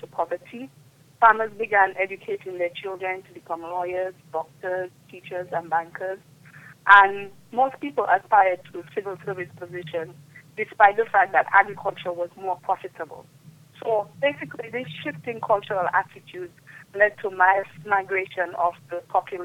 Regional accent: Dominica

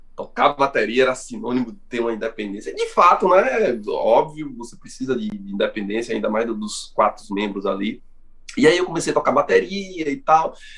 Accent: Brazil; nós somos brasileiros, aqui já tem uma miscigenação grande

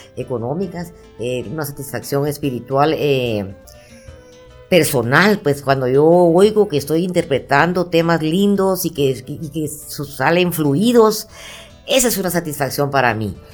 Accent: Guatemala; yo que soy guatemalteca

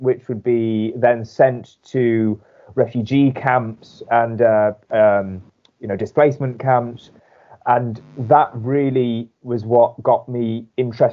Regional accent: Wolverhampton, West Midlands, United Kingdom; I come from Wolverhampton in the West Midlands

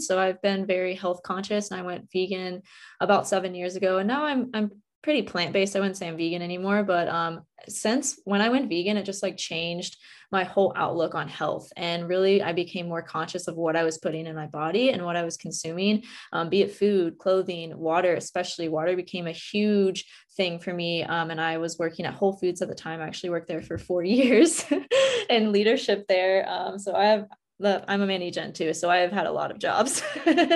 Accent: West Virginia, United States; now in Hawaii, United States; I grew up in West Virginia

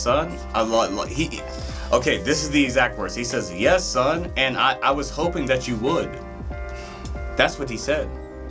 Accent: Detroit, Michigan, United States; born there; Like, so I have memories of when I was young and I was born in Detroit.

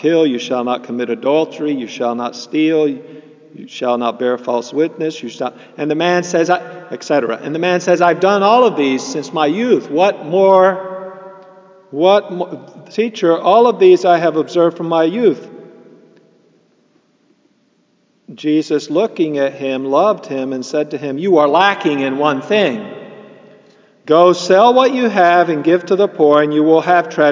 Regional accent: Wilmington, North Carolina, United States; moved away; my hometown of Wilmington, North Carolina

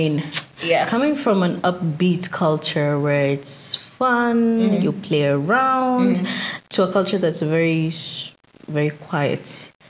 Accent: Nairobi, Kenya; now in Denmark; Born and raised in Nairobi.

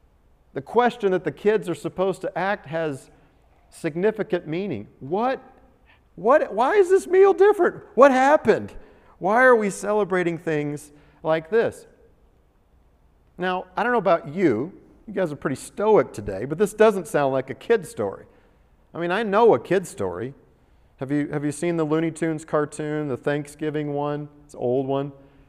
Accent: United States

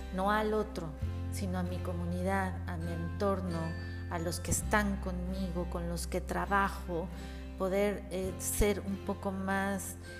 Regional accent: Mexico

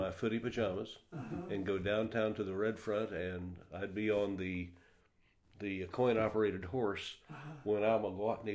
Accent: Crane, United States; Crane was a great place to grow up

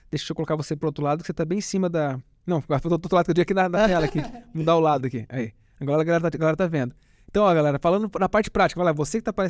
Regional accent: interior of Paraná, Brazil; Eu sou do interior do Paraná.

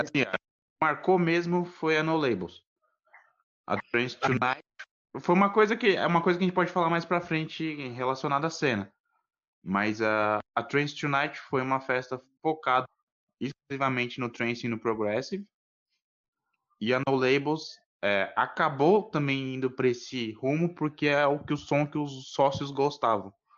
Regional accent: São Paulo, Brazil; sou aqui de São Paulo

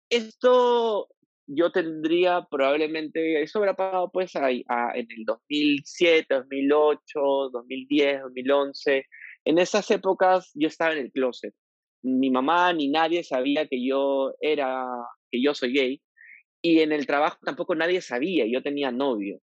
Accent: Piura, Peru; moved away as an adult; now in Lima, Peru; Yo soy piurano, yo nací en Piura en el año 84, estudié una carrera en la Universidad Católica como abogado, me vine a Lima porque pensaba primero que Piura era una ciudad bastante conservadora y muy machista

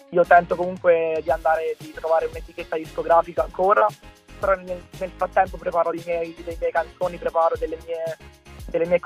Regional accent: Pescara, Abruzzo, Italy; Io sono di Pescara, sì, nelle vicinanze, nella provincia.

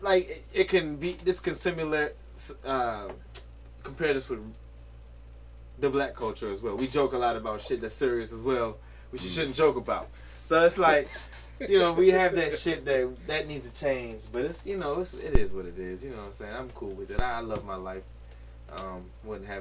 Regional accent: United States; also born or lived in Caribbean; I'm also American

